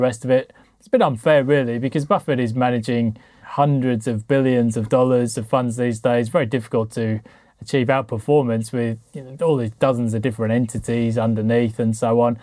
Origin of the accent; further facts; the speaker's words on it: United Kingdom; I'm British